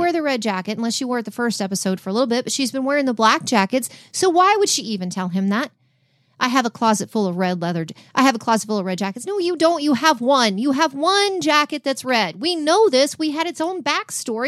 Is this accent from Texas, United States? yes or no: yes; Texas, United States; we're from Texas. We don't say Downton